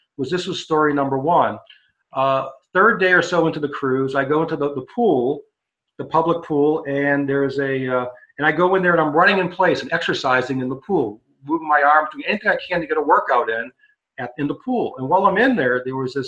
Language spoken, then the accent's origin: English; Massachusetts, United States; I grew up in Massachusetts, so I used to go up to Maine all the time